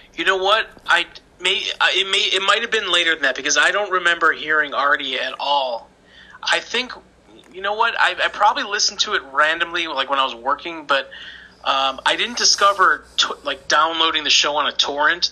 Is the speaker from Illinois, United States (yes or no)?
yes; Chicago, Illinois, United States; I'm from Chicago